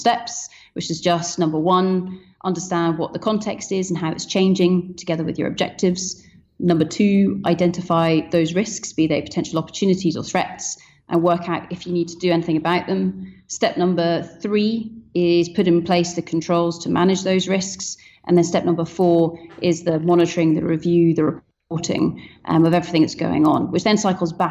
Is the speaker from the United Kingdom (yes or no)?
yes; Scotland, United Kingdom; I'm Scottish